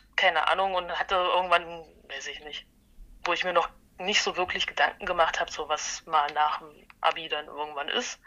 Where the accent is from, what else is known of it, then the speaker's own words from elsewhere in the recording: Halle, Saxony-Anhalt, Germany; ich bin in Halle geboren, quasi gebürtige Hallenserin, keine Halunken